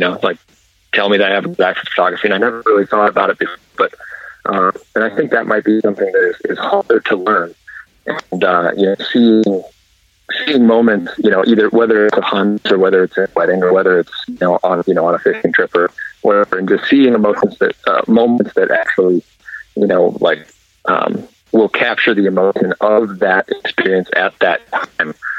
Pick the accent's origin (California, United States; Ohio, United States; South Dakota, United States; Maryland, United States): South Dakota, United States; moved away as an adult; also born or lived in Fargo, North Dakota; I grew up in South Dakota